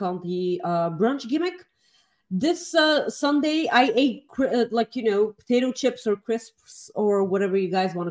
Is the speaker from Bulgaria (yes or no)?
yes; Plovdiv, Plovdiv Province, Bulgaria; born or raised there